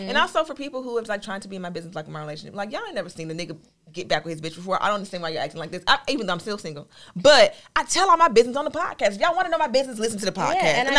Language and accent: English; Florida, United States; I'm from Florida.